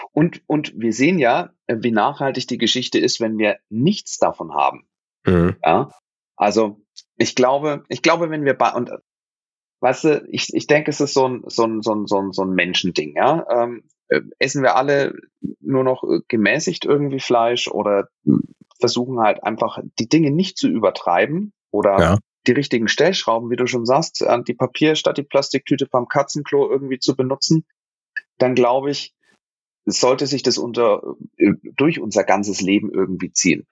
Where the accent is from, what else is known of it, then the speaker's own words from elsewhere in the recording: Nuremberg, Bavaria, Germany; ich als, als gebürtiger Nürnberger